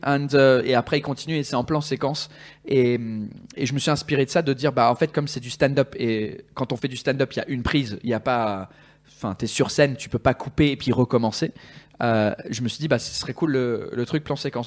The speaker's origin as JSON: {"language": "French", "region": "England", "country": "United Kingdom", "tie": "born or raised there", "also_born_or_lived": "Switzerland", "second_language": "French", "moved": "as an adult", "lives_now": "France", "said": "je suis né en Angleterre. quand j'avais deux ans, mon père il a eu un, job à Genève. Donc on a déménagé en Suisse"}